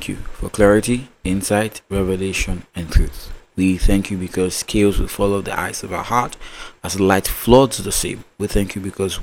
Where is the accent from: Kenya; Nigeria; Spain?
Nigeria; Growing up in the Nigerian education system